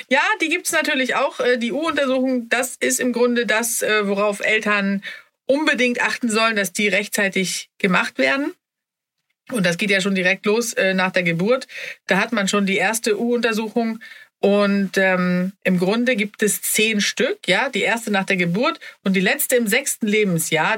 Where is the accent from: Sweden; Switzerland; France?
Sweden; als Schwedin